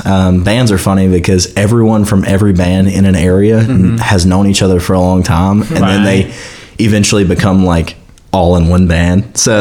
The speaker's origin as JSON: {"language": "English", "town": "Olla", "region": "Louisiana", "country": "United States", "lives_now": "Monroe, United States", "said": "I'm from Allah."}